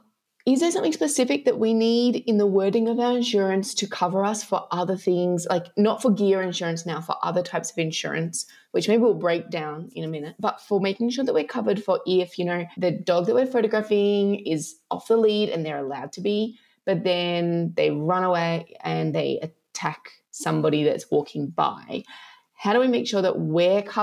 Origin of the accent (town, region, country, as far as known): Australia; now in Italy